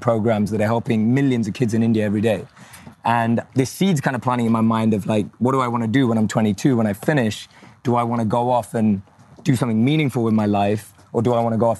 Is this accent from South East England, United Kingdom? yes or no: no; London, United Kingdom; So I was average kid growing up in London.